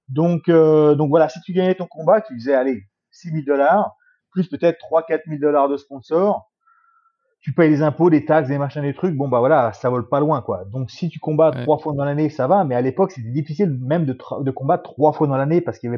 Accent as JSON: {"language": "French", "town": "Bourges", "region": "Centre-Val de Loire", "country": "France", "tie": "born or raised there", "also_born_or_lived": "Évry", "said": "Je suis né en France, à Évry. pour ceux qui ne savent pas, c'est en région parisienne. J'ai habité ensuite un peu partout en France, dans plusieurs patelins. Et puis j'ai atterri à Bourges pendant quelques temps, où j'ai vécu jusqu'à à peu près 20 ans."}